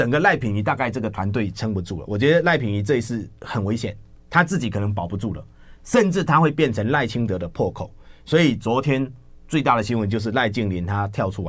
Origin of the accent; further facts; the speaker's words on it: Taiwan; 吸台电血背后就是吸我们台湾人民的血汗钱啊。